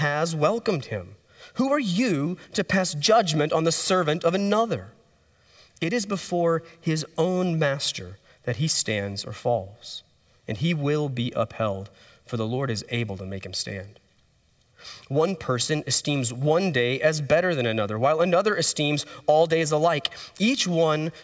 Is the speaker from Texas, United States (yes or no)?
yes; Texas, United States; we're from Texas